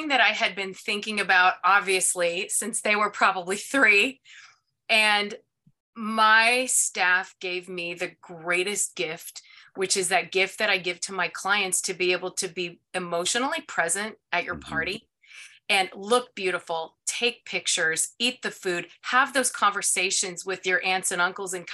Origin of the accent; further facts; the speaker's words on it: Ohio, United States; I'm from Ohio